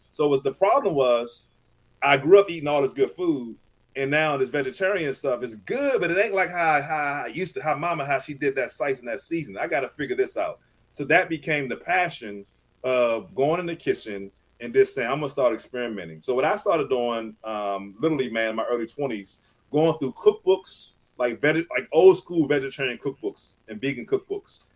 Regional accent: Southern Maryland, United States; I grew up in Southern Maryland, uh, which mm-hmm. is about 45 minutes to an hour outside of Washington D.C um, kind of a country town.

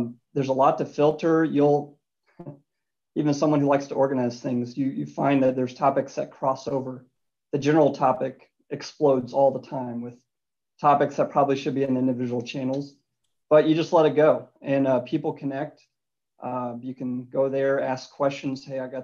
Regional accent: Louisville, Kentucky, United States; Grew up in Louisville, Kentucky. Went to university there, Louisville Cardinals. As a native

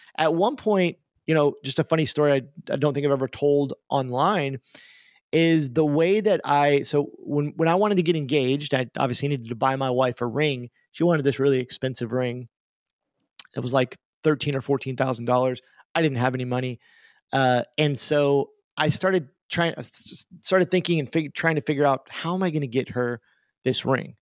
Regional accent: Tulsa, Oklahoma, United States; also born or lived in Tucumcari, New Mexico; I live in Tulsa, Oklahoma. I grew up here in Tulsa, Oklahoma, uh, for most of my life.

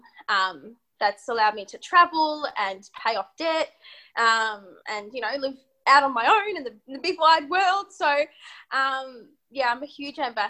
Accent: Melbourne, Victoria, Australia; I grew up in Melbourne

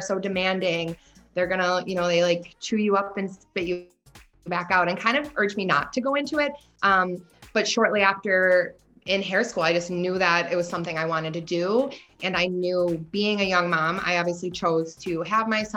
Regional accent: Buffalo, New York, United States; also born or lived in Florida; growing up in Buffalo

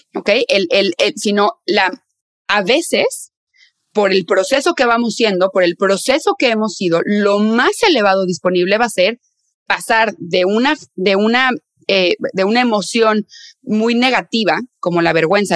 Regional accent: northern Mexico, Mexico; soy del norte de México, entonces ahí decimos tía

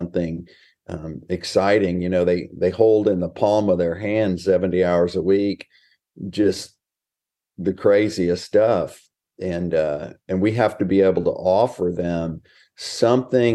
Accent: Texas, United States; also born or lived in Houston, Texas / Smithville, Texas; Born and raised in Texas, and just living life large out here in small town America

